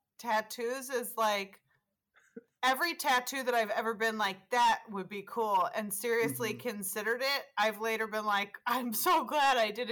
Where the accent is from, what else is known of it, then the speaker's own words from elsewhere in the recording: Wisconsin, United States; I'm from Wisconsin and we don't have hills